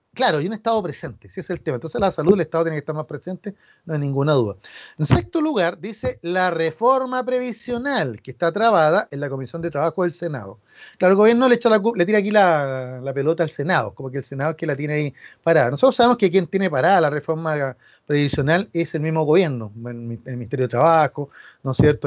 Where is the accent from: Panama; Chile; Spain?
Chile; a nosotros como chilenos